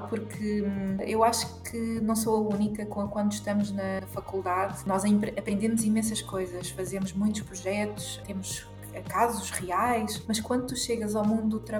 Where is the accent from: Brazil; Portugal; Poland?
Portugal; Sou portuguesa, 100% portuguesa